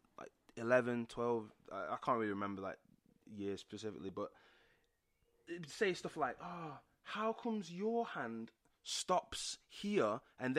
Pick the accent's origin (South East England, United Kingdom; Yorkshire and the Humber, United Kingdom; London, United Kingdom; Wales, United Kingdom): Yorkshire and the Humber, United Kingdom; Sheffield; where we grew up, we actually grew up in Sheffield. I grew up in Pittsmore Estates.